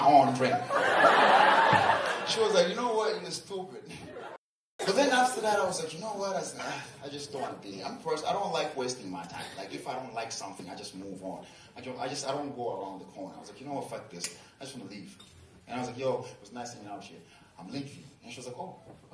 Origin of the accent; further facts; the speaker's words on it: Tanzania; I'm from Tanzania. We have the highest mountain, Kilimanjaro